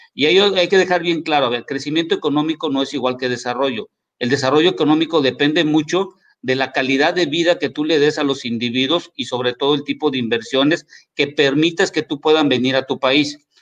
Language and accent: Spanish; Mexico; aquí en México